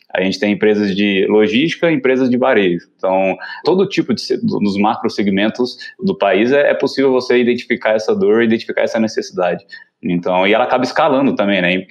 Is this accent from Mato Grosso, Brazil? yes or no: no; Uberlândia, Minas Gerais, Brazil; also born or lived in São Paulo; Eu sou daqui de Uberlândia, né? Então sempre trabalhei aqui, empreendi aqui em Uberlândia